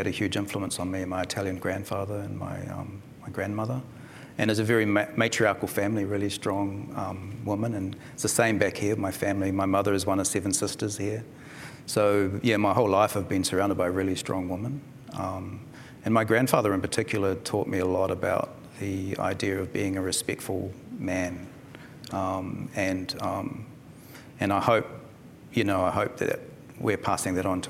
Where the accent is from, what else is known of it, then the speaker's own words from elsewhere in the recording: New Zealand; moved away as an adult; also born or lived in Darwin, Australia; now in Australia; she took off back to Aotearoa, New Zealand. And so I arrived there as a young 2-year-old